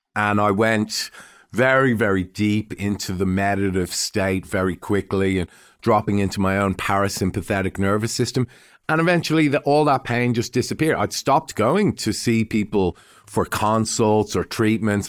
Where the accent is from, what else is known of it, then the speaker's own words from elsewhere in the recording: Dublin, Leinster, Ireland; now in Melbourne, Australia; I'm Irish and, uh, I was born in Dublin